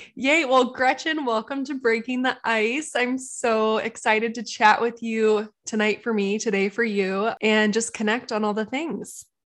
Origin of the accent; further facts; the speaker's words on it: Encinitas, California, United States; Encinitas, which is my hometown